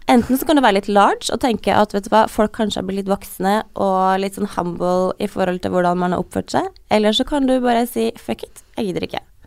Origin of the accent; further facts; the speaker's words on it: Trøndelag, Norway; accent: Trøndersk; jeg bytter veldig på å snakke mellom trønder og bokmål og den derre dialekten min